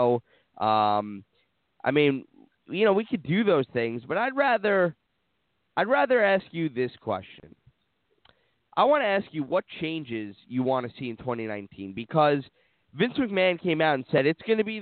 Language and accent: English; New York, United States; I'm from New York